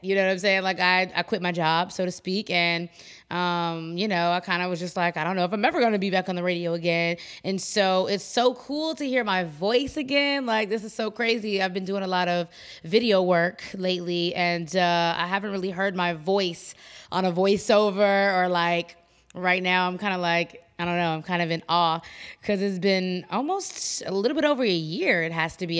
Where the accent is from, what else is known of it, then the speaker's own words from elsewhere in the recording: Chicago, Illinois, United States; I come from Chicago